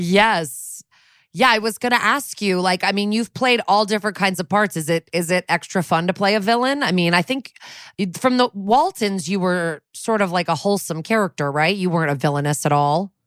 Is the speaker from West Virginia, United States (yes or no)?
no; New Canaan, Connecticut, United States; I grew up in New Canaan